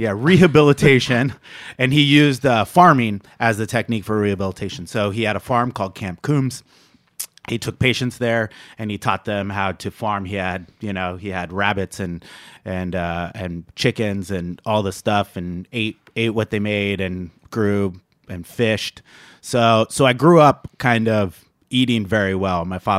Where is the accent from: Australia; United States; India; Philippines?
United States; Napa, California; So I left. I moved away from Napa in 1996. But that's over 22 years ago.